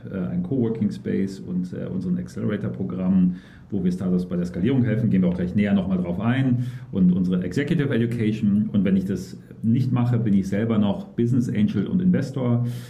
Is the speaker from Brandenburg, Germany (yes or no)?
no; Cologne, North Rhine-Westphalia, Germany; gebürtiger Kölner